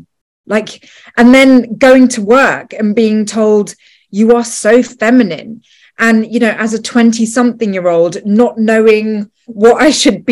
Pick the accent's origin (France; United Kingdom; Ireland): United Kingdom; also born or lived in Los Angeles; I lived in LA for 5 years, and, you know, I'm British.